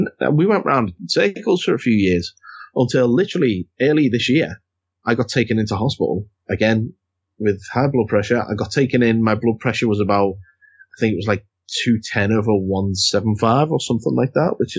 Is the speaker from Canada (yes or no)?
no; United Kingdom; God, we're so British talking about the weather.